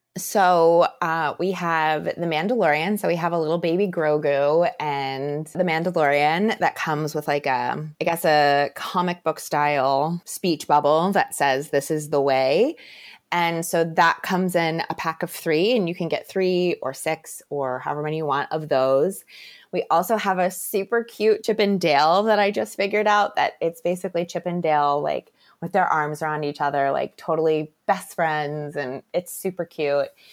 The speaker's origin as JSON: {"language": "English", "area": "Tampa Bay area", "region": "Florida", "country": "United States", "tie": "born or raised there", "said": "I am a lifelong Floridian and I am from the Tampa Bay area"}